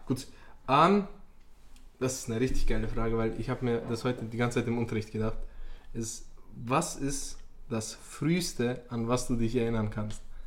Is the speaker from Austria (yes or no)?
no; Bosnia & Herzegovina; bei uns in Bosnien